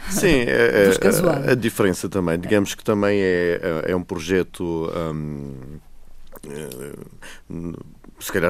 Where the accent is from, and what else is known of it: Madeira, Portugal